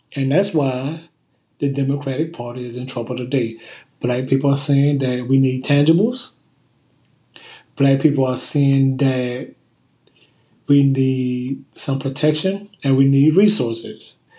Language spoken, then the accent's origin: English; Kenner, Louisiana, United States; I am from, I hail from Kenner, Louisiana